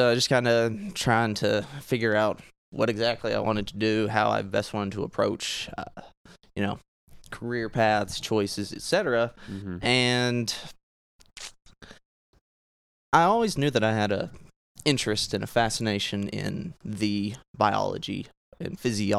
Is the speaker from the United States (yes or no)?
yes; Clinton, Arkansas, United States; 24 years old, born and raised in Clinton, Arkansas, which is the same place as where I work.